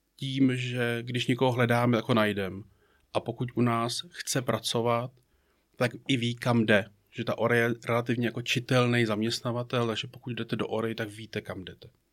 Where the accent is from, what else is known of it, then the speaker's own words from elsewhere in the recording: Prague, Czechia; moved away as an adult; also born or lived in Jičín / Bratislava / Moravia / Karlovy Vary; now in Mariánské Lázně, Czech Republic; Já jsem z Prahy